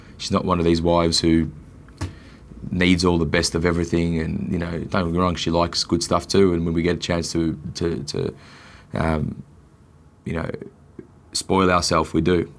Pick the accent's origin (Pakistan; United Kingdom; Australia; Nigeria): Australia; I'm born here and I'm Australian